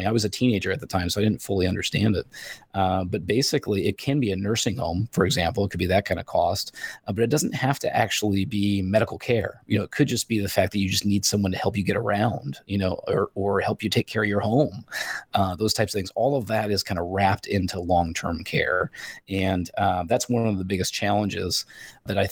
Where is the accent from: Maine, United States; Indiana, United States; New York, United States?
Indiana, United States; Northern; I grew up in Northern Indiana